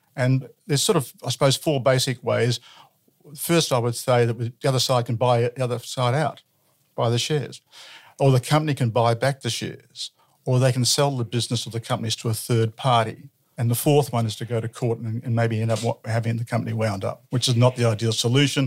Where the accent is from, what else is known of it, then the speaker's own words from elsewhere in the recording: Ballarat, Victoria, Australia; born and bred in Ballarat